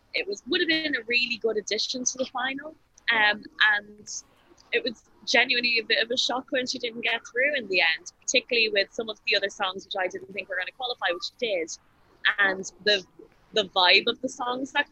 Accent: Ireland; I'm Irish

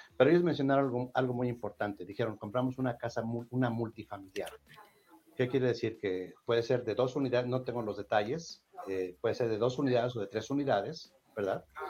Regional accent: Mexico; moved away; No soy colombiano, no soy colombiano, soy de México

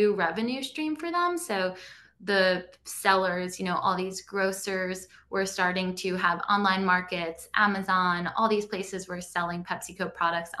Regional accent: Long Island, New York, United States; I grew up on Long Island, a couple hours outside of New York City

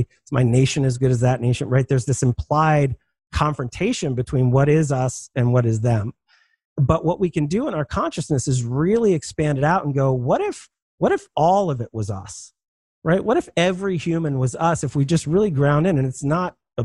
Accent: Philadelphia, Pennsylvania, United States; I'm from Philadelphia.

